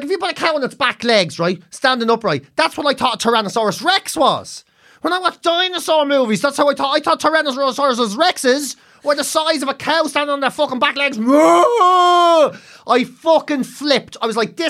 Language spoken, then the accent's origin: English; Dublin, Leinster, Ireland; So we moved from Marino out to Clontarf, right? And right. At the time Clontarf was like the countryside